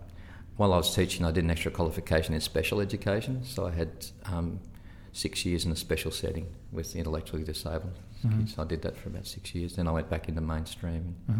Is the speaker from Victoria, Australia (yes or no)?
yes; Ballarat, Victoria, Australia; also born or lived in Sea Lake, Victoria / Portland, Victoria; I grew up in Ballarat.